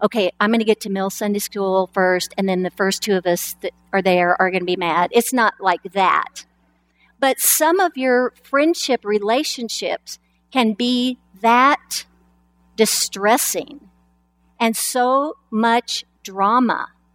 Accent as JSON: {"language": "English", "town": "Lapwai", "region": "Idaho", "country": "United States", "tie": "born or raised there", "said": "I was born in Lapway, Idaho. We never went anywhere. We didn't even go to the state capital. We just stayed in Lapway."}